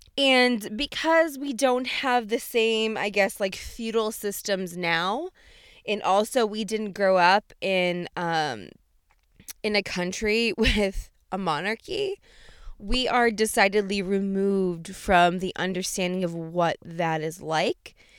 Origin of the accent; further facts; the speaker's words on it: United States; as an American